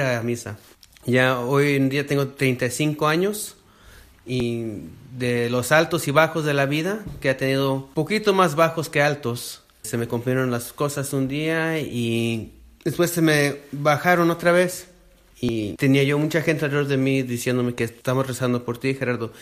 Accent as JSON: {"language": "Spanish", "region": "Southern California", "country": "United States", "said": "soy del sur de California, en Estados Unidos"}